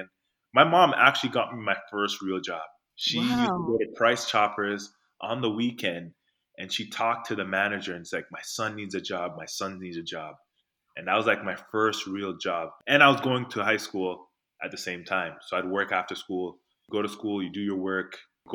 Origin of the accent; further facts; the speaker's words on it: Toronto, Ontario, Canada; also born or lived in North York; I grew up in Rexdale. I think I was in grade 2 where I moved from North York, and I moved to Rexdale, which is where I spent most of the years growing up.